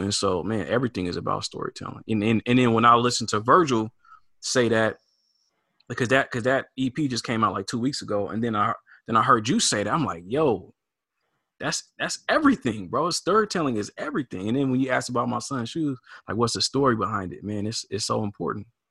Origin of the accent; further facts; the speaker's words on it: Portland, Oregon, United States; I grew up here in in Portland, Oregon